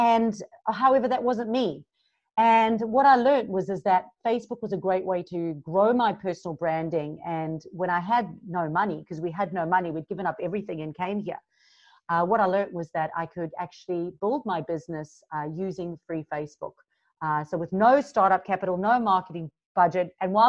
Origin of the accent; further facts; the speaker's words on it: Durban, KwaZulu-Natal, South Africa; moved away as an adult; now in Gold Coast, Australia; I'm originally from South Africa, so you hear a little bit of a mixed accent. But 11 years ago, I moved from Durban, South Africa to the Gold Coast in Australia.